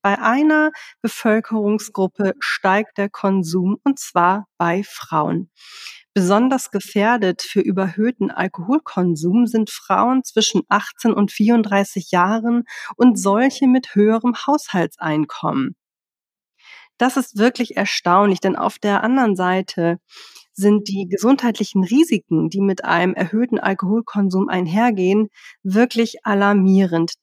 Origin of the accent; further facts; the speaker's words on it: Hamburg, Germany; ich komme zwar aus Hamburg